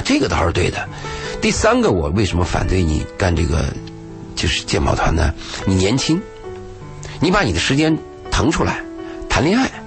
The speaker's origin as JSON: {"language": "Chinese", "area": "a small town near Lanzhou", "region": "Gansu", "country": "China", "tie": "born or raised there", "moved": "yes", "said": "我有一年去甘肃，去我老家，在那个兰州的那个小城镇"}